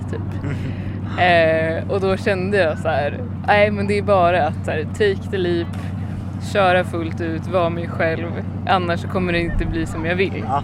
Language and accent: Swedish; Mariestad, Västra Götaland, Sweden; now in Stockholm, Sweden; då åkte jag ner till Mariestad för min kompis från New York kom också. Din hemstad? Precis, min hemstad.